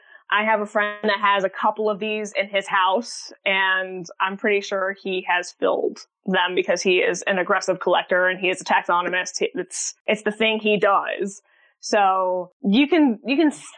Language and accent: English; Central Florida, United States; growing up in Central Florida